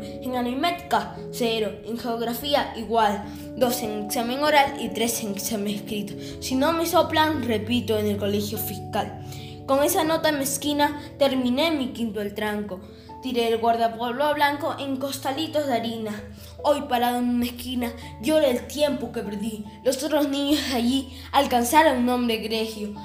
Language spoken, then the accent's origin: Spanish; Lima, Peru; Nací en San Juan de Miraflores y tengo nueve años